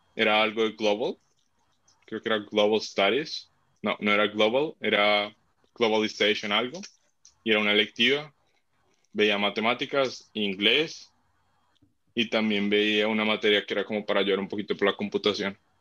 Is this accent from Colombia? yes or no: yes; Colombia; moved away as an adult; now in Sydney, Australia; como somos colombianos